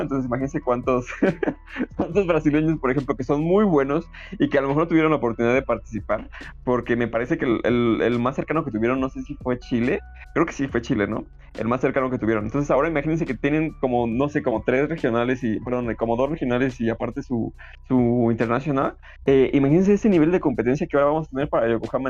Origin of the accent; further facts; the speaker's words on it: Mexico; como mexicano